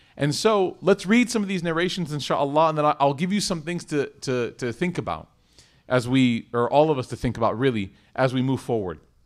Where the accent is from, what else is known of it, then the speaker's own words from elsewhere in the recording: Chicago, Illinois, United States; I was in Chicago. and it was my hometown